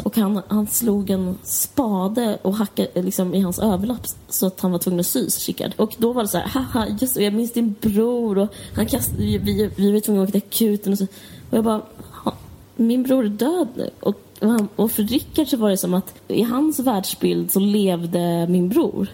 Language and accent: Swedish; Stockholm, Stockholm County, Sweden; jag kommer från Akalla